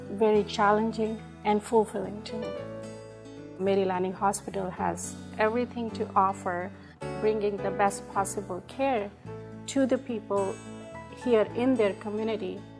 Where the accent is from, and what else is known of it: India; born or raised there; English is a second language; moved away as an adult